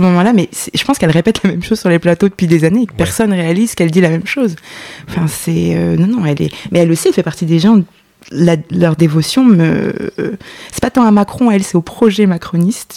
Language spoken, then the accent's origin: French; Lyon, Auvergne-Rhône-Alpes, France; j'ai grandi à Lyon